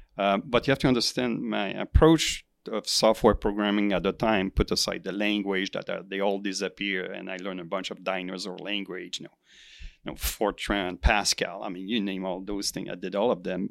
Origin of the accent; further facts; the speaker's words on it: Quebec, Canada; moved away as an adult; also born or lived in Silicon Valley; I, I come from Quebec